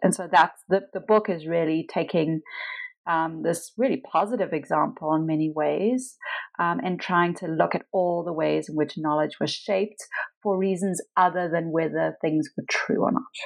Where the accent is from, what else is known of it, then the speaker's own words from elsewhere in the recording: Pietermaritzburg, KwaZulu-Natal, South Africa; moved away; so I am South African. I lived in South Africa most of my life. I was born in a small town called Pietermaritzburg uh, near Durban, uh, which is on the kind of east coast of South Africa.